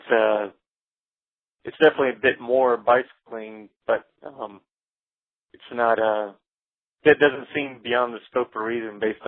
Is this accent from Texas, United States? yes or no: no; Alexandria, Louisiana, United States; moved away; also born or lived in Shreveport, Louisiana; when I lived in North Louisiana for about 5 years in my hometown of Alexandria, Pineville